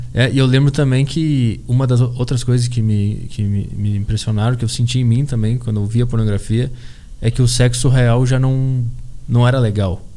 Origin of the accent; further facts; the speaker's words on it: Porto Alegre, Rio Grande do Sul, Brazil; eu sou de Porto Alegre, e desde criança eu acompanhei o Grêmio